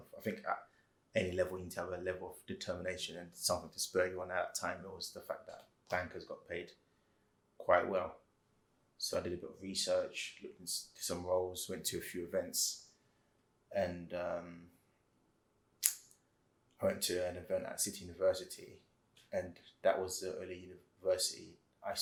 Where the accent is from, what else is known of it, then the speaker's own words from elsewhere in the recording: London, United Kingdom; I grew up in Wembley, Northwest London